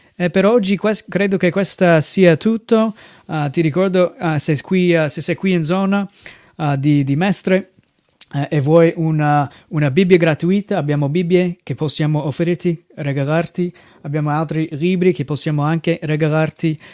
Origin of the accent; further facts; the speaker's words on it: United States; Italian is a second language; moved away as an adult; now in Italy; vengo dai Stati Uniti, sono qui in Italia servendo il Signore